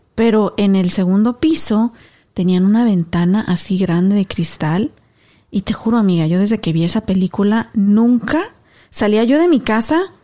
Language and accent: Spanish; Mexico; now in United States; somos inmigrantes, yo mexicana 100%